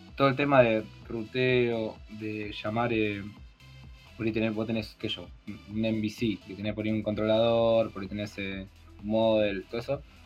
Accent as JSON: {"language": "Spanish", "town": "Garín", "region": "Buenos Aires Province", "country": "Argentina", "lives_now": "Pilar, Argentina", "said": "soy de Garín, ahora estoy viviendo en Pilar."}